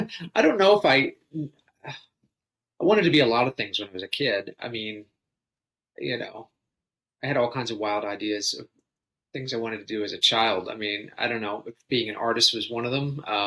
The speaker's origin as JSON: {"language": "English", "town": "Philadelphia", "region": "Pennsylvania", "country": "United States", "tie": "born or raised there", "said": "In and around Philly area. I mean, for most of my life."}